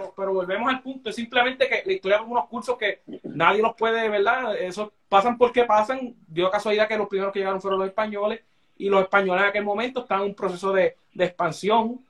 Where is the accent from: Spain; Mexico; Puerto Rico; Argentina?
Puerto Rico; nosotros como puertorriqueños